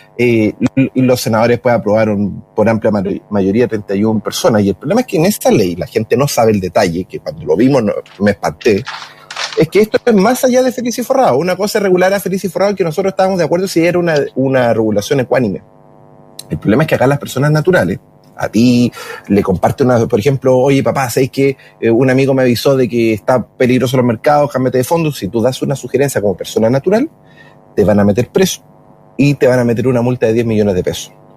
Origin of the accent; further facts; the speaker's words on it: Chile; yo soy chileno